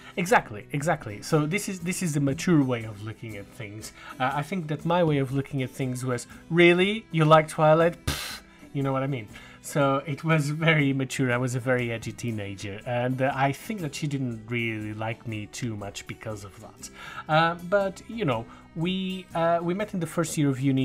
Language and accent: English; Portugal; I got back home to Portugal